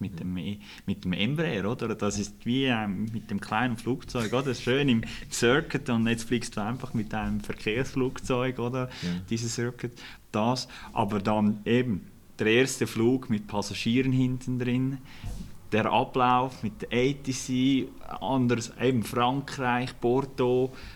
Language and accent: German; Eastern Switzerland, Switzerland; ich bin Schweizer, ich bin in der Ostschweiz aufgewachsen